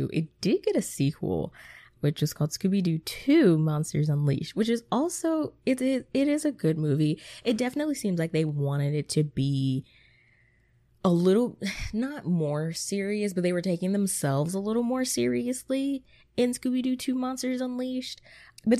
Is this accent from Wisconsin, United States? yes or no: no; Atlanta, Georgia, United States; I'm from Atlanta.